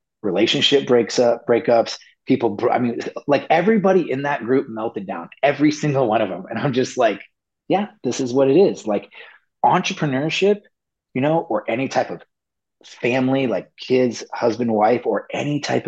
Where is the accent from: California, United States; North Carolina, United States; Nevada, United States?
Nevada, United States; Las Vegas; moved away as an adult; also born or lived in Del Mar; I grew up in Las Vegas